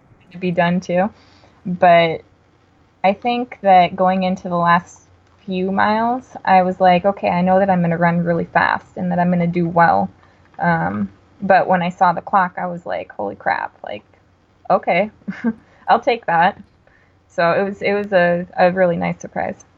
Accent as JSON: {"language": "English", "region": "Wisconsin", "country": "United States", "said": "I'm from Wisconsin."}